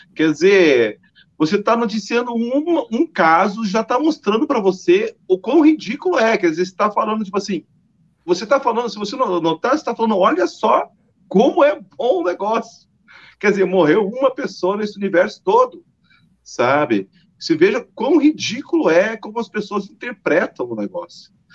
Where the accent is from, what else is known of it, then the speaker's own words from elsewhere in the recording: Paraná, Brazil; Eu sou paranaense